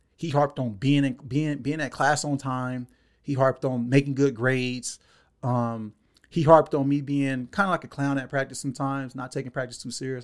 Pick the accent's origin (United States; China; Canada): United States; Los Angeles, California; born and raised in Los Angeles, California, um, bounced around from South Central to Watts my whole life